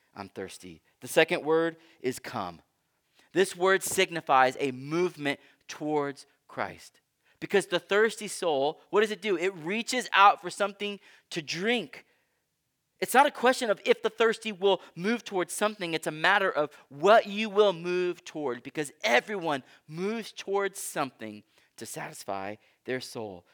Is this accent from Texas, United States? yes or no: yes; Texas, United States; I grew up in Texas, where football is God